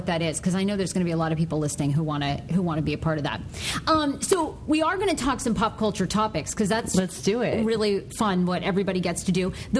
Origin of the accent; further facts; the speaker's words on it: Maine, United States; I grew up in Maine.